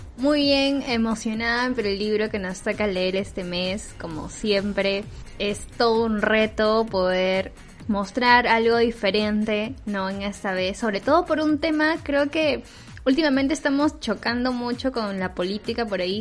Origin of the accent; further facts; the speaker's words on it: Peru; como peruanos